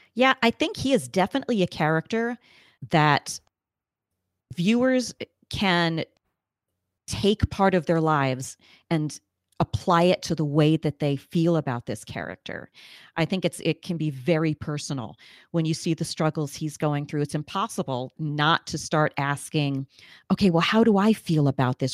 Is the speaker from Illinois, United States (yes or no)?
no; New York, United States; I'm a native New Yorker